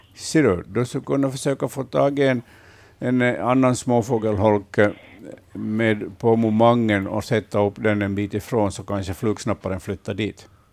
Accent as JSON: {"language": "Swedish", "town": "Vaasa", "region": "Ostrobothnia", "country": "Finland", "tie": "born or raised there", "said": "I min barndom här i Vasa, där jag är uppvuxen"}